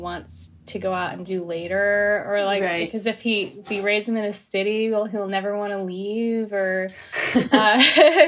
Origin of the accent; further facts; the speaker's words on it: New Jersey, United States; now in Los Angeles, United States; living in LA is a little different than growing up in Jersey, because I grew up in Jersey